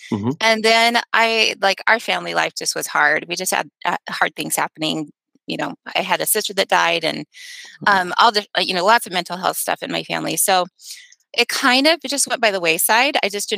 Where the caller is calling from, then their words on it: St. Louis, Missouri, United States; St. Louis. Well, outside of St. Louis, but St. Louis, Missouri.